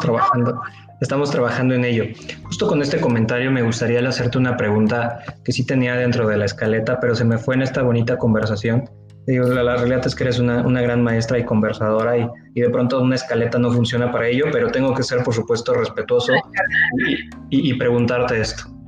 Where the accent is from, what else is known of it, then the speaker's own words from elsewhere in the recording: Mexico; como mexicano